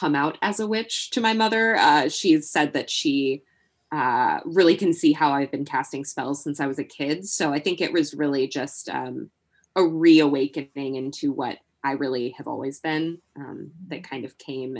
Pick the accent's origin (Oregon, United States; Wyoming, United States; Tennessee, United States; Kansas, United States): Tennessee, United States; Nashville; I am dialing in from Nashville, Tennessee, born and raised here